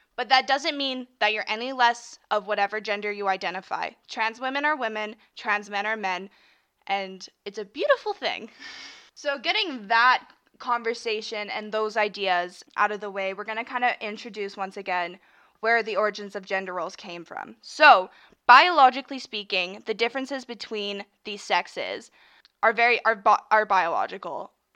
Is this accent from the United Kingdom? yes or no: no; Canada; I'm from Canada, so we say Z, not Z. Sorry. Sorry. Zed.